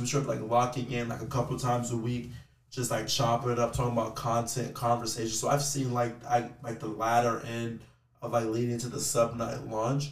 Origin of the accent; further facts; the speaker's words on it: Texas, United States; I'm from Texas